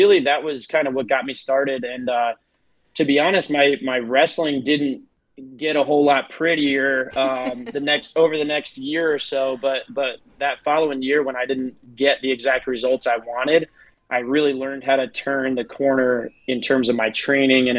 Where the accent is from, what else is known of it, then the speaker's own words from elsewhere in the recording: New York, United States; moved away as an adult; now in Clinton, South Carolina, United States; I'm actually from New York originally